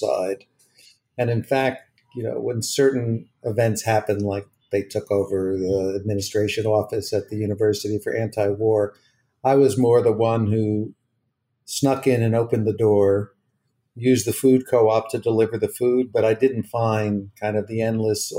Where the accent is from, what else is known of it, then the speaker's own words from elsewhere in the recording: West Orange, New Jersey, United States; I grew up in New Jersey